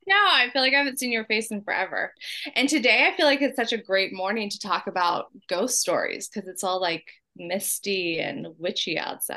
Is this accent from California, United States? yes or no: yes; San Diego, California, United States; moved away; I was born in San Diego, San Diego, June 30th, 1981